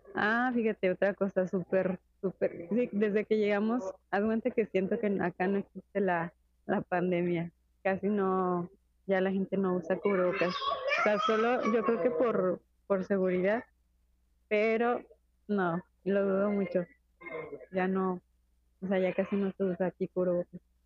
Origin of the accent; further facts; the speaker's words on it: Mexico; moved away as an adult; now in Spain; somos mexicanos y que llegamos aquí